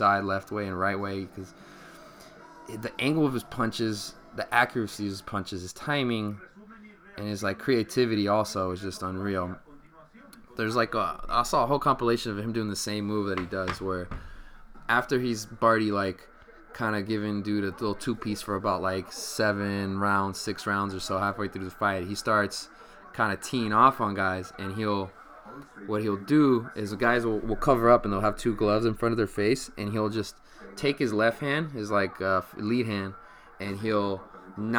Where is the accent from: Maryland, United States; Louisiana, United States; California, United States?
California, United States; Sacramento area, Stockton; moved away; my hometown Sacramento Kings